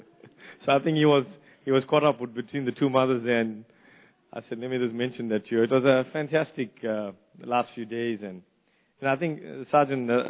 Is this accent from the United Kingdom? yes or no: no; South Africa; moved away as an adult; now in New Zealand; growing up in the old days in South Africa under the apartheid system